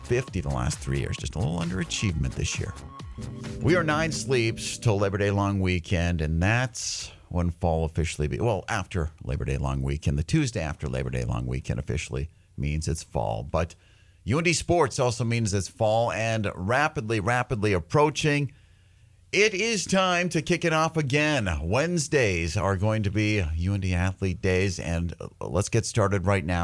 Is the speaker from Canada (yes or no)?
yes; Winnipeg, Manitoba, Canada; now in Red River Valley, United States; I'm from Winnipeg